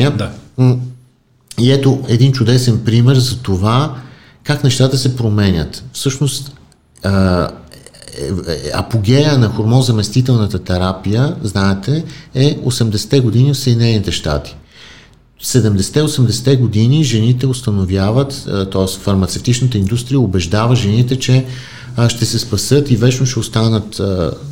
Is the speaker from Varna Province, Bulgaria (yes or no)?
yes; Varna, Varna Province, Bulgaria; аз съм роден във